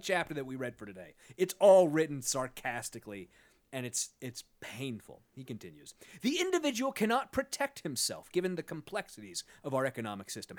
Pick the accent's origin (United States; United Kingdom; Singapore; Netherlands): United States; Sacramento, California; I am from Sacramento